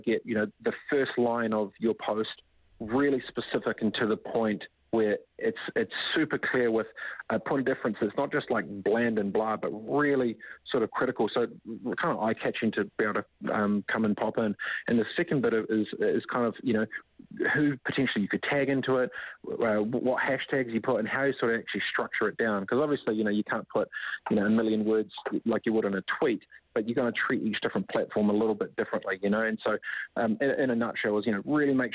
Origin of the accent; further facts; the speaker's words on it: New Zealand; moved away as an adult; also born or lived in Whanganui / Gisborne; now in San Francisco, United States; I grew up in Whanganui, Whangatipo, East Coast Gisborne